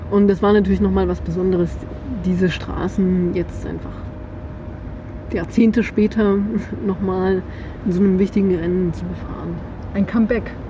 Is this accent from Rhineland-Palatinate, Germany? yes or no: no; Chemnitz, Saxony, Germany; ey, guck mal, ich komme aus Chemnitz